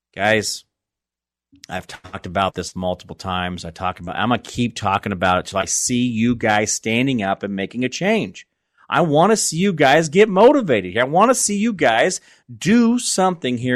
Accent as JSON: {"language": "English", "town": "Phoenix", "region": "Arizona", "country": "United States", "tie": "born or raised there", "also_born_or_lived": "Kansas", "moved": "as an adult", "said": "I grew up in Phoenix as a young man, and I was born there, and I lived most of my adult life i, in Arizona, I mean, in Kansas"}